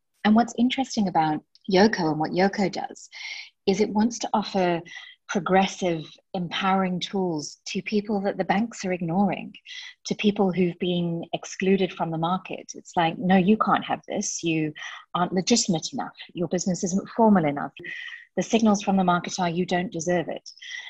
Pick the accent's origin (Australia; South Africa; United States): South Africa; now in United Kingdom; But I grew up in South Africa, so it's always been a place that's very, very dear to my heart.